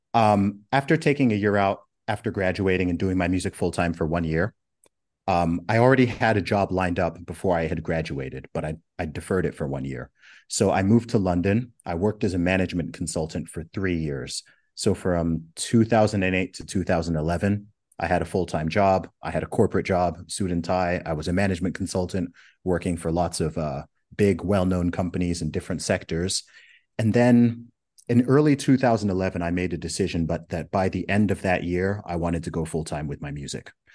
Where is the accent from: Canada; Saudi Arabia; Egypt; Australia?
Saudi Arabia; moved away; also born or lived in Oxford, United Kingdom; did a couple of gigs in my hometown in Saudi Arabia